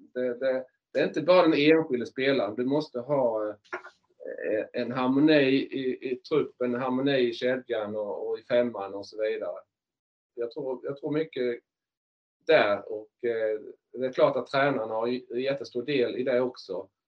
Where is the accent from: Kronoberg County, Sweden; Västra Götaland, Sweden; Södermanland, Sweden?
Kronoberg County, Sweden; Markaryd; moved away; jag är ju från Markaryd från början